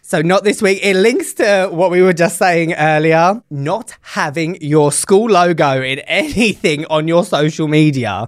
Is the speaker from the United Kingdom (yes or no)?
yes; England, United Kingdom; moved away as an adult; now in United States; when I was growing up in England, when I was doing my teacher training